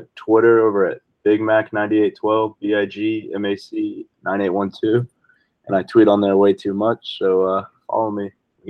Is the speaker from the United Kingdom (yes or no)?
no; Texas, United States; Yeah, I'm born and raised in Texas, proud Texan.